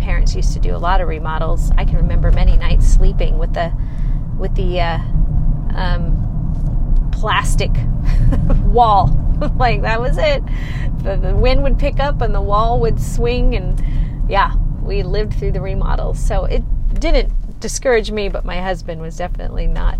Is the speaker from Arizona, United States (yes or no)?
yes; Arizona, United States; moved away as an adult; also born or lived in California; I'm born and raised in Arizona, so I am a native